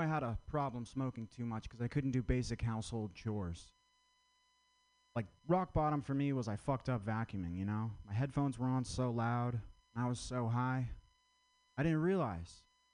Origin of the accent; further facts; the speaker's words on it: Vermont, United States; I'm from Vermont.